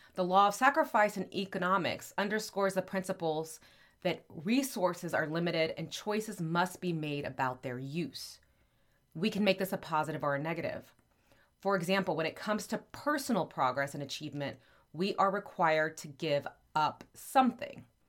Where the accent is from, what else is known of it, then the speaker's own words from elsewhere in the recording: Texas, United States; there is a city called Happy in my home state of Texas